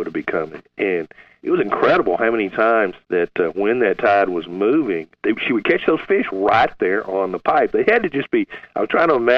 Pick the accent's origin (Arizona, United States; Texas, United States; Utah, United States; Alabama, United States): Texas, United States; Galveston; I grew up near Galveston, where we had deep channels, shallow bays